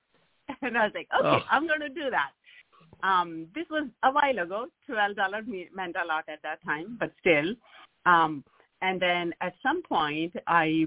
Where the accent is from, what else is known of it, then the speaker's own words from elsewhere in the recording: Kaithal, Haryana, India; moved away as an adult; now in Seattle, United States; I was in India growing up